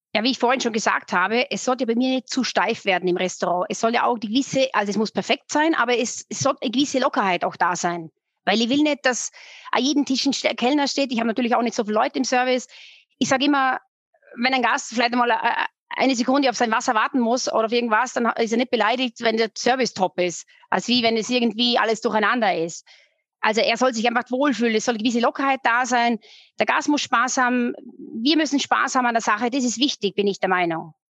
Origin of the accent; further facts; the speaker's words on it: Austria; now in Munich, Germany; ich bin Österreicherin, gebürtige